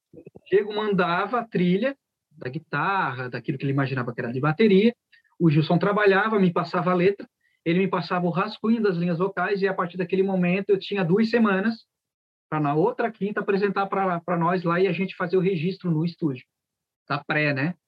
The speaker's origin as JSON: {"language": "Portuguese", "town": "Criciúma", "region": "Santa Catarina", "country": "Brazil", "said": "somos de Criciúma."}